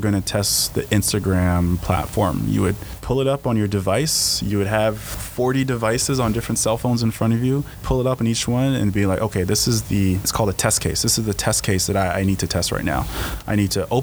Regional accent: Edmonton, Alberta, Canada; I was from Alberta and from Edmonton

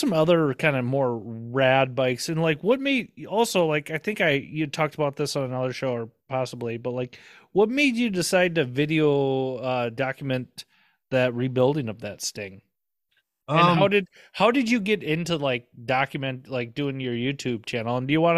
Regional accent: Minnesota, United States; I'm from Minnesota

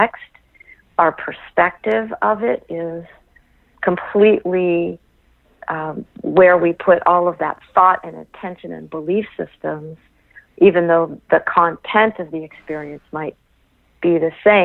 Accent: Los Angeles, California, United States; I was born and raised in Los Angeles.

